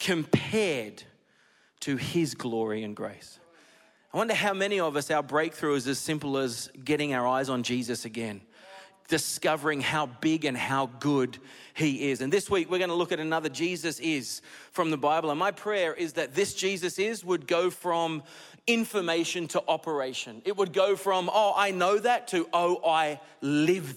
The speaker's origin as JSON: {"language": "English", "country": "Australia", "also_born_or_lived": "United States", "said": "I'm Australian"}